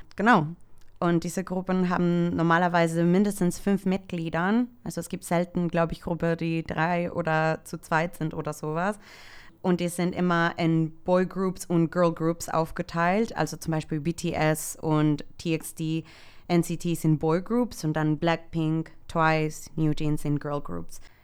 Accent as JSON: {"language": "German", "country": "El Salvador", "moved": "yes", "lives_now": "Germany", "said": "Ich komme ursprünglich aus El Salvador, aber ich wohne seit zehn Jahren hier in Deutschland"}